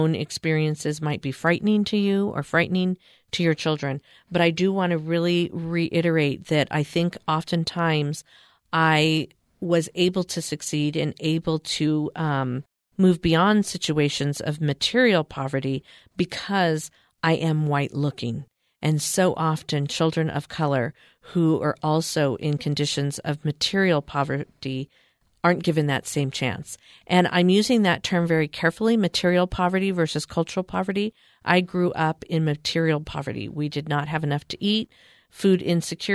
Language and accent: English; California, United States; I grew up in California, and I was the poster child of a poor kid.